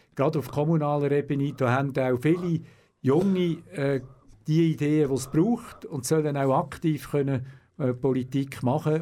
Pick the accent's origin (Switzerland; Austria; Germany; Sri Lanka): Switzerland; Aarau, Aargau; Ich bin in Zarau auf die Welt gekommen, wo ich immer noch wohne, in der Deli unten. Und habe dann auch äh, die äh, ganze Kindheit in der Deli unten äh, gewohnt.